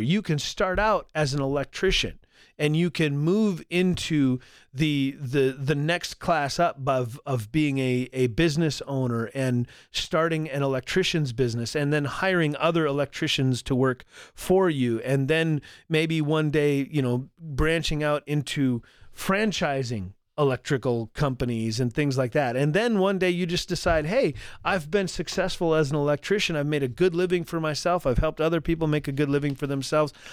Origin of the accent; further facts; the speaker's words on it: North Dakota, United States; also born or lived in Colorado Springs; I grew up in North Dakota here